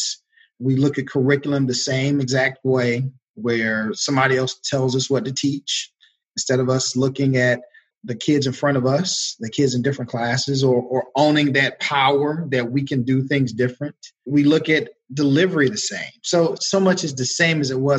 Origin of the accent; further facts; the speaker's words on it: Georgia, United States; moved away as an adult; also born or lived in North Carolina; Proud North Carolinian for 13 years. But I was born and raised in Georgia, so I'm happy to be back home